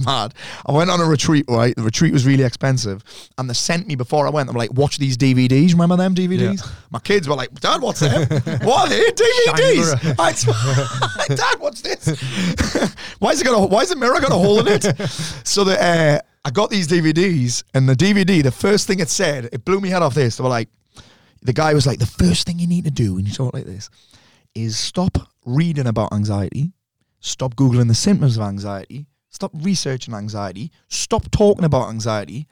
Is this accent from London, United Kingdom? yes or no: no; South Shields, North East England, United Kingdom; moved away; also born or lived in Marbella; I'm from South Shields